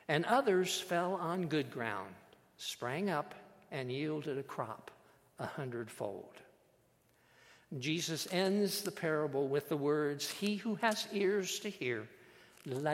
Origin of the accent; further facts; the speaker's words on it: Iowa, United States; I was born and raised in Iowa